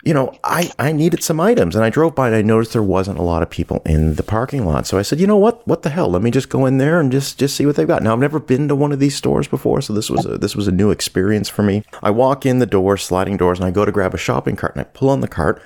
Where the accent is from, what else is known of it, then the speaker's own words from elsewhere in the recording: Canada; also born or lived in Southern United States; now in United States; I'm from Canada originally